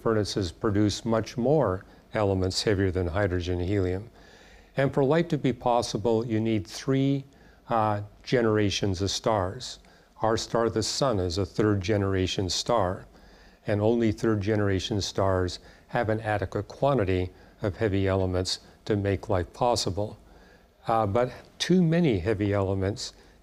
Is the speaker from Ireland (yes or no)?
no; Vancouver, British Columbia, Canada; I grew up in Vancouver.